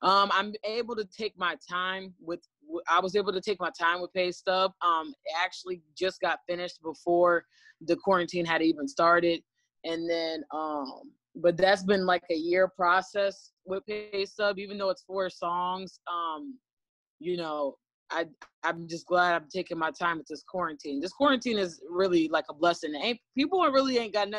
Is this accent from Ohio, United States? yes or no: yes; Ravenna, Ohio, United States; also born or lived in Cleveland, Ohio; I am from Ravenna, Ohio. I'm not from Akron. I'm from Ravenna, but around Akron, but I'm more familiar with Cleveland